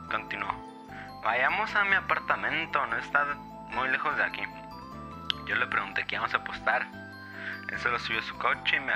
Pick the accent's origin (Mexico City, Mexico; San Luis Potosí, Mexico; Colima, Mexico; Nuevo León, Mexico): Nuevo León, Mexico; Monterrey; now in Las Vegas, United States; Soy de Monterrey, pero ahorita ando trabajando por este Las Vegas.